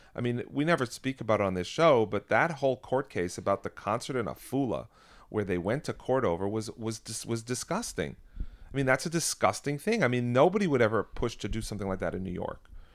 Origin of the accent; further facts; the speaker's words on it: Canada; now in United States; I'm American today, but I, I am Canadian. I was born in Canada.